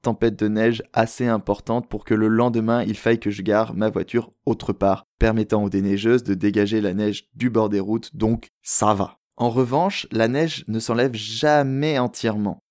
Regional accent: France; moved away as an adult; now in Montreal, Canada; en tant que bon français qui a déjà vécu à la montagne

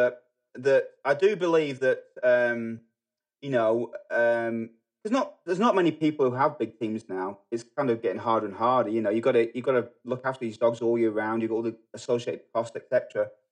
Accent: Manchester, North West England, United Kingdom; moved away as an adult; also born or lived in New Zealand; now in United States; I grew up in England. I grew up in Manchester.

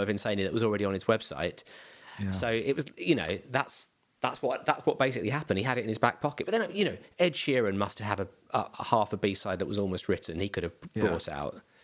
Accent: Bromley, London, United Kingdom; also born or lived in Beckenham; I was born in Bromley. I'm he moved around a tiny bit to other bits of South uh, South London, and now live in Beckenham.

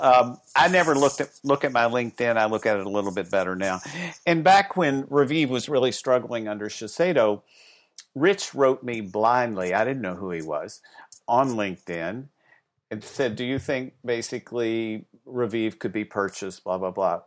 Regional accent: the South, United States; when I was young, I grew up in the South

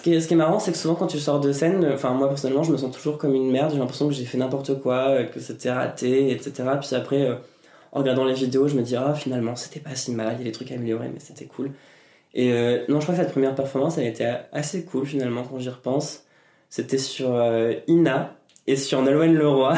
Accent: Normandy, France; moved away as an adult; also born or lived in Caen / Texas; now in Paris, France; Je viens de Normandie

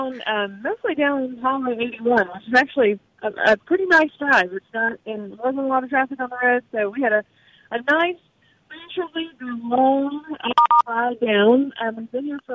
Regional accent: Vardaman, Mississippi, United States; the community that I grew up in and around Vardaman, Calhoun County

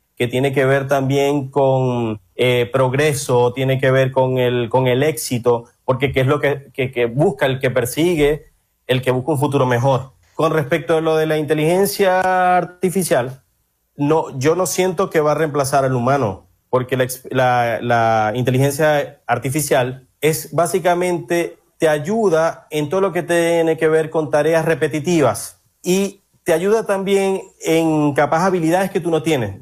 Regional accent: Maracaibo, Zulia, Venezuela; moved away as an adult; also born or lived in Argentina; now in Brazil; soy maracucho

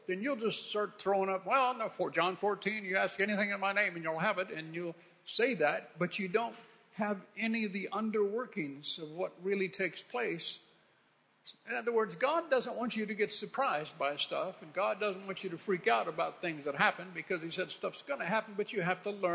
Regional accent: the West, United States; moved away; growing up in the West

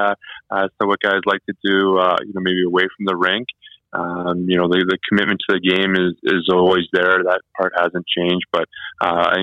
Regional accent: Sudbury, Ontario, Canada; my hometown team here in Sudbury

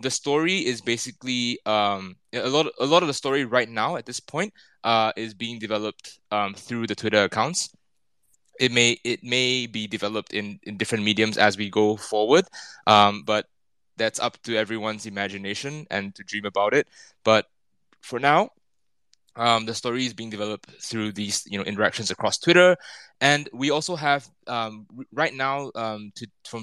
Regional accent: Singapore; moved away as an adult; now in Tokyo, Japan; I'm Singaporean, but I've been based in Tokyo for 11 years now

